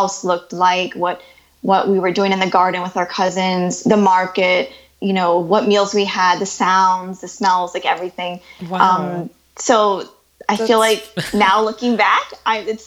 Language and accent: English; Ohio, United States; So we grew up in a small town in the Midwest in the U.S.